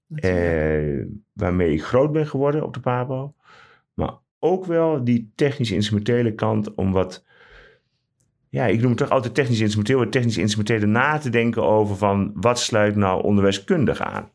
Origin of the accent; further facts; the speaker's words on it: Ruurlo, Gelderland, Netherlands; now in Utrecht, Netherlands; ik ben geboren en getogen in de Achterhoek, in Ruurlo